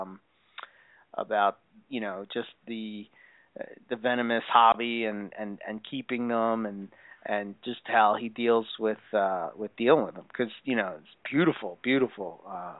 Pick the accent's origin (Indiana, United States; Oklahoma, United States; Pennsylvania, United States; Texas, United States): Pennsylvania, United States; Philadelphia; I'm from Philly